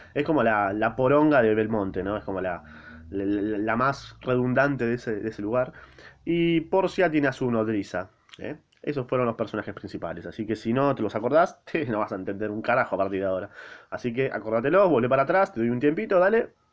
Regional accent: Argentina

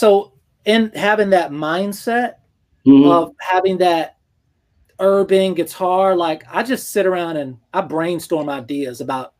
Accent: Georgia, United States; also born or lived in Germany / Panama / District of Columbia, United States; Yeah, I'm technically from Georgia, but we moved around when I was younger, you know, like Panama and DC and stuff like that.

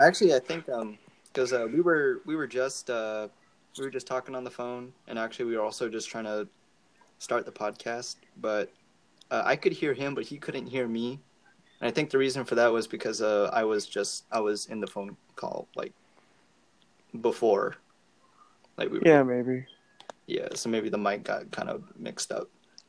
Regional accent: Guam; now in Washington, United States; Yeah, we're from Guam, but he's on Guam, and I'm in Washington.

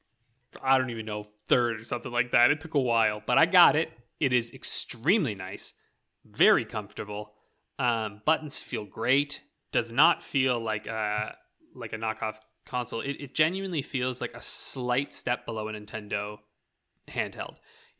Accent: Canada; accent: rural Canadian ("byes"); here in Canada, when you go out into the boonies and you go out into like, you know, rural Canada, we have accents that you wouldn't even, you'd be like, what is this man saying? I mean, my accent growing up

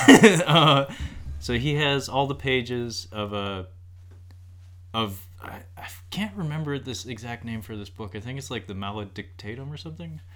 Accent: United States; as an American who hasn't really traveled much

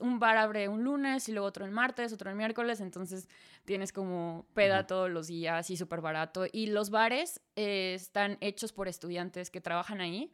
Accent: Celaya, Guanajuato, Mexico; first language Spanish; moved away as an adult; also born or lived in Dortmund, Germany; now in Hamburg, Germany; Soy de Celaya. Vivo en Hamburgo, en Alemania, desde hace 6, 7 años.

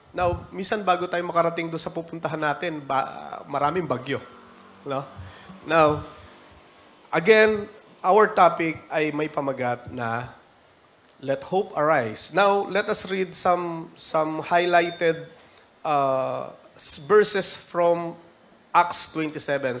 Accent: Philippines

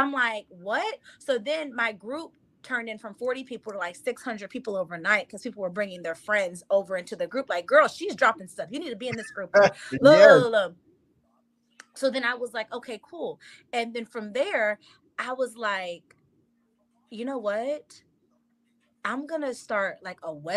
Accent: Miami, Florida, United States; I'm from Miami.

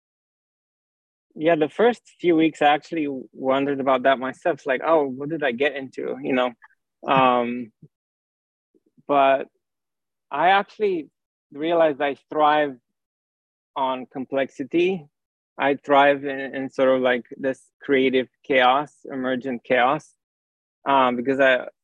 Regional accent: Romania; moved away; also born or lived in France / Paris; I grew up in Romania, and then I moved to France and I studied physics

